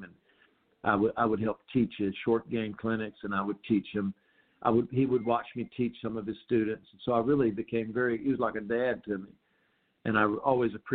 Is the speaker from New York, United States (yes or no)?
no; North Carolina, United States; I grew up in North Carolina on a Donald Ross golf course